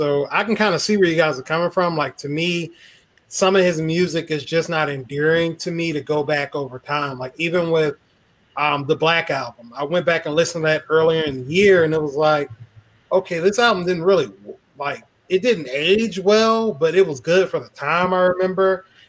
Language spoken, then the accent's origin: English; Meridian, Mississippi, United States; I'm from the South, I'm from Mississippi, as you all know. I shout out to the M-Town Meridian Stand Up.